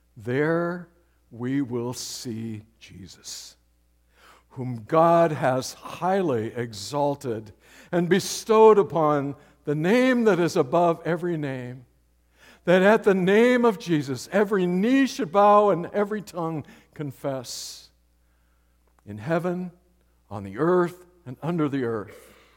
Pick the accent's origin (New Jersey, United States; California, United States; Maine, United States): California, United States; San Diego; moved away; Marty and I grew up around San Diego